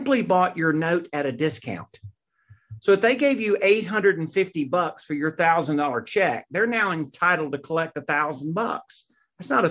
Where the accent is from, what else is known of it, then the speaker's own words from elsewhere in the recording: Mississippi, United States; I grew up in Mississippi